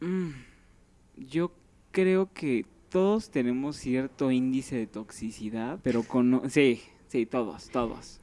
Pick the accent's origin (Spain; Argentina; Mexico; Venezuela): Mexico; Mexico City; Soy de Iztapalapa, casi llegando a Tláhuac